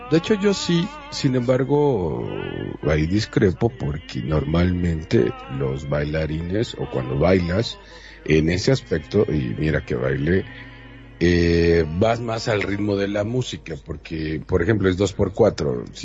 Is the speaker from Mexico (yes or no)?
no; Uruguay; yo que soy uruguayo, te puedo decir, bueno, pues nada, es